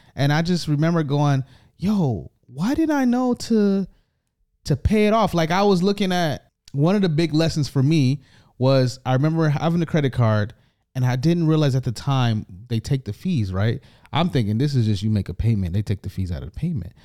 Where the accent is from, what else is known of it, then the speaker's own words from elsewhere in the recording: United States; now in Canada; I am the A, the American